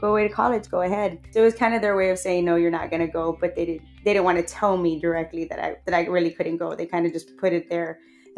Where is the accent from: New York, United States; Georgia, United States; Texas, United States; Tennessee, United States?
Texas, United States; Edinburg; I was born and raised in Edinburgh, Texas. I still live here in Edinburgh, Texas